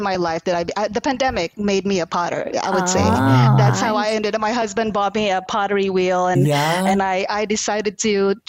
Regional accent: Houston, Texas, United States; also born or lived in Philippines / New York; growing partially in the Philippines, growing up in New York, growing up in Houston, I think has really contributed to who I am today as a nurse and also as a researcher.

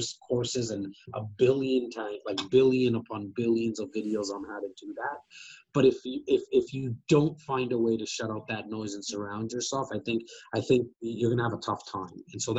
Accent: Wrexham, Wales, United Kingdom; moved away; But I'm born and raised in Wrexham. That's where my heart is at, for sure.

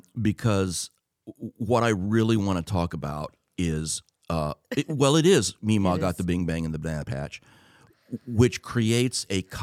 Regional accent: United States

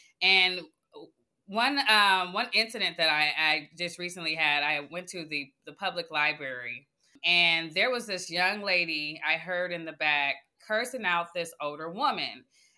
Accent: Oakland, California, United States; giving her my experience in growing up in Oakland and how my trajectory changed when I went on a different path

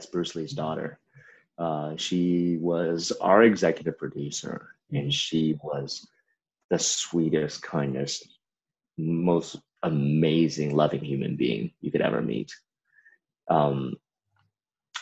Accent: China; also born or lived in Memphis, United States; now in United States; I grew up in China

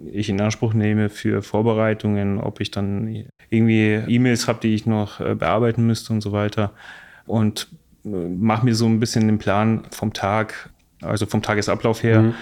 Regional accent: Bosnia & Herzegovina; now in Munich, Germany; Ich komme aus Bosnien, lebe jetzt seit anderthalb Jahren in München

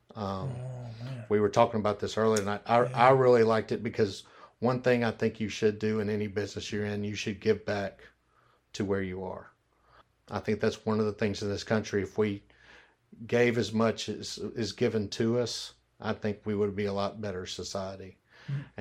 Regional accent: Memphis, Tennessee, United States; I'm born and raised in Memphis, Tennessee

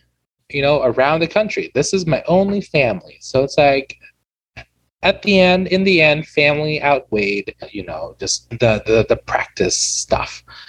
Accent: Lincoln, Nebraska, United States; also born or lived in China / Wageningen, Netherlands; I grew up here. I grew up here in Lincoln, and I had a good time.

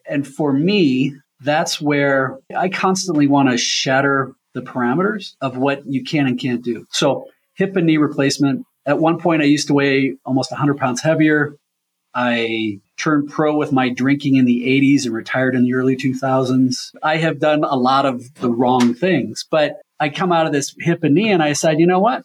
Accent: Omaha, Nebraska, United States; also born or lived in Leadville, Colorado; I'm born and raised in Omaha

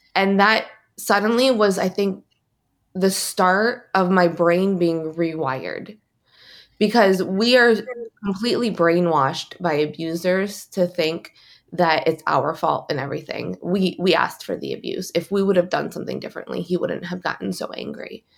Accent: East Lansing, Michigan, United States; I'm from East Lansing, Michigan

